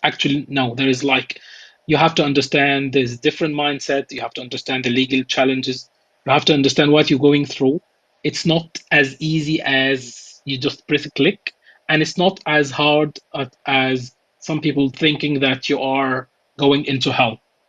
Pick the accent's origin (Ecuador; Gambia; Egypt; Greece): Egypt; born there; moved away; also born or lived in United Arab Emirates / Cyprus / Malta / Germany; I was born in Egypt, but I've moved to different countries. I've lived actually in 8 countries. I've lived in the United Arab Emirates, Cyprus, Malta, Germany, United Kingdom, and a couple of others, Mauritius also.